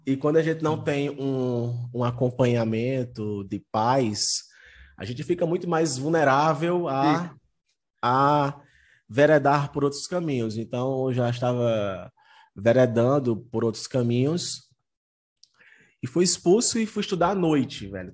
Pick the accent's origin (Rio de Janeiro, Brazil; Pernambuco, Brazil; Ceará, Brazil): Ceará, Brazil; Juazeiro do Norte; eu estou no Ceará, eu sou da cidade de Juazeiro do Norte